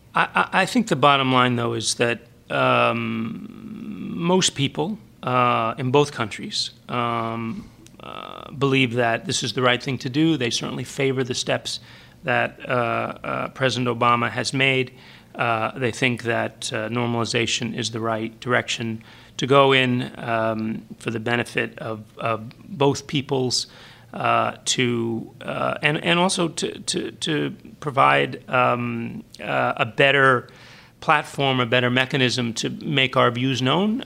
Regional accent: Orange, Connecticut, United States; moved away as an adult; now in Havana, Cuba; I grew up in Orange, Connecticut, just mm-hmm. outside of New Haven

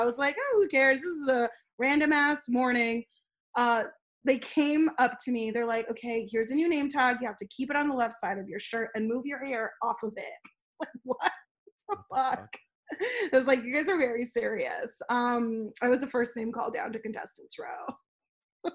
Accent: Los Angeles, California, United States; I'm like, "LA."

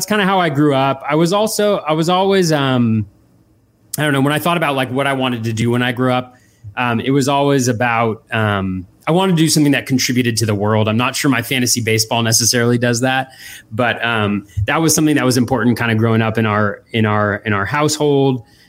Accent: Davis, California, United States; moved away as an adult; also born or lived in Boston, Massachusetts; I grew up in California, in Davis, California, in Northern California. All 18 years there

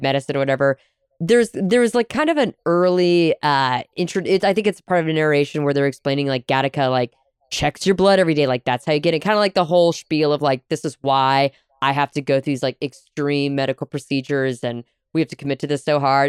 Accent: United States; as an American living in the 21st century

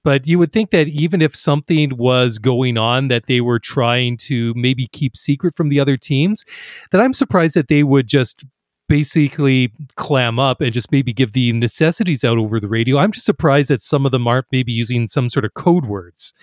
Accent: Canada; being Canadian and identifying with a lot of the winter sports

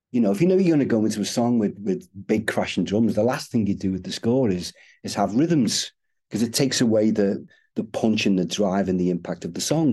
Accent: Liverpool, North West England, United Kingdom; I'm from Liverpool

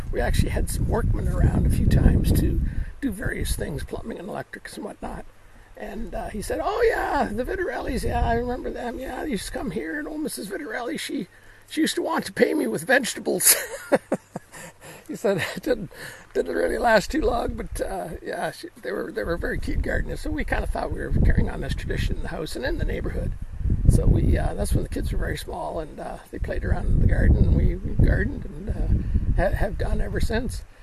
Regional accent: Peterborough, Ontario, Canada; now in Cape Clear Island, Ireland; Canada, near Toronto, a little city called Peterborough

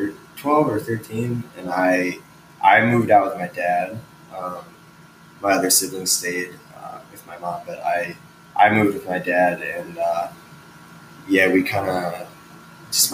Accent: south suburbs of Chicago, Illinois, United States; now in Chicago, United States; I grew up like south of Chicago in the burbs

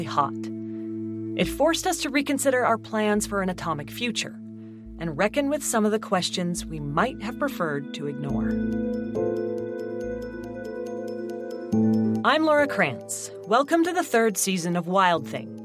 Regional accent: Idaho Falls, Idaho, United States; my hometown, Idaho Falls

